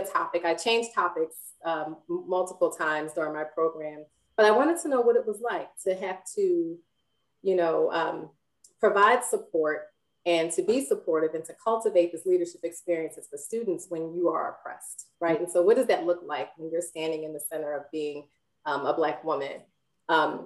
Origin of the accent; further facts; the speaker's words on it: Philadelphia, Pennsylvania, United States; And so I grew up in North Philly, and my grandparents had a garden, a patch of land in the middle of North Philly.